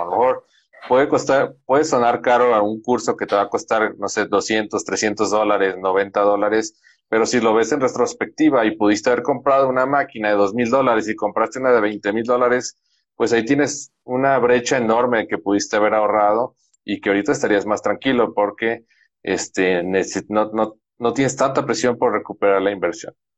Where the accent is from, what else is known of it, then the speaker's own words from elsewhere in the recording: Guadalajara, Jalisco, Mexico; now in San Luis Potosí, Mexico; mi esposa y yo somos de Guadalajara, Jalisco